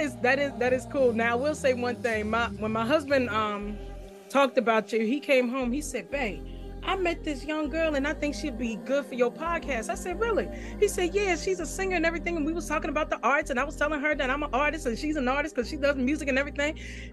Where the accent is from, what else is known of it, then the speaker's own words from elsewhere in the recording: Farmville, Virginia, United States; Okay, so I am originally from Farmville, Virginia, which is west of Richmond, Virginia. It's a little town